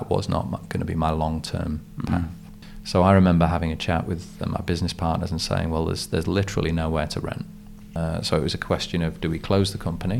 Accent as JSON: {"language": "English", "country": "United Kingdom", "tie": "born or raised there", "moved": "as an adult", "lives_now": "New Zealand", "said": "I was born in the UK and sort of had the regular childhood up until university."}